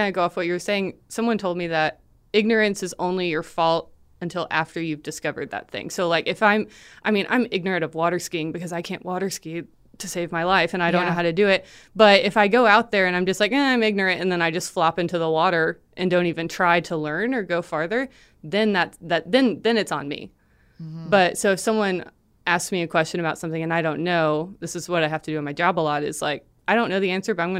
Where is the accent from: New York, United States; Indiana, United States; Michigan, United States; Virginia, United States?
New York, United States; born there; also born or lived in San Antonio, Texas; I was born in New York. And that's just like when you leave New York, you compare everything to New York.